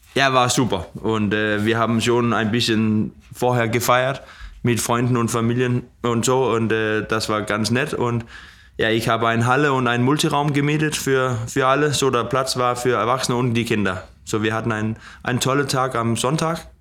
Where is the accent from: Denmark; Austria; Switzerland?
Denmark; Odder, Central Denmark Region; German is a second language; in Oder, wo ich herkomme